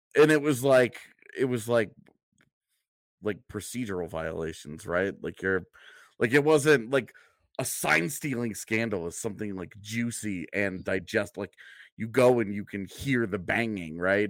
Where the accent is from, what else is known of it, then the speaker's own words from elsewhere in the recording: outside of Houston, Texas, United States; moved away; growing up outside of Houston and going to Astros games